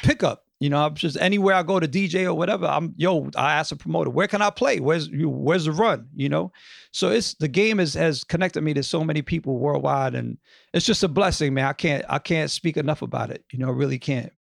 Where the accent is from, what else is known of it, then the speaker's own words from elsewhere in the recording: New York, United States; I grew up in the Upper West Side